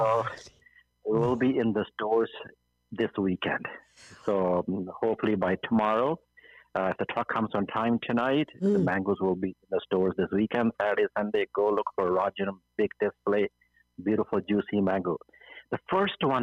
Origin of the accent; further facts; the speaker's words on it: Montreal, Quebec, Canada; moved away as an adult; also born or lived in India; now in British Columbia, Canada; my hometown is Montreal